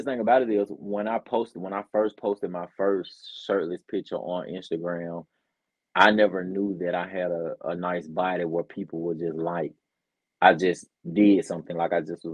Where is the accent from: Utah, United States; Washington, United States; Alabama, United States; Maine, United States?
Alabama, United States; Birmingham; I'm from Birmingham, Alabama. That's where I was born and raised, and unfortunately, I still live here